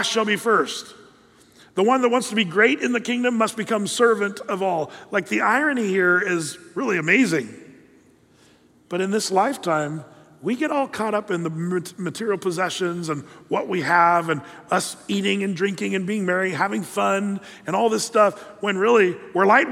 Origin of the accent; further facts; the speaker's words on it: United States; as American, you know, red-blooded patriots